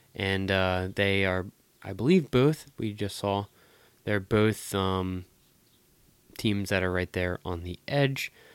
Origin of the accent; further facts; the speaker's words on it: Philadelphia, Pennsylvania, United States; in my hometown